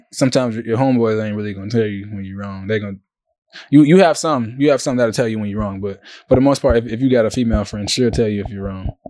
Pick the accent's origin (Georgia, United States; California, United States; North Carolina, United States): Georgia, United States; Savannah; from Savannah, Georgia.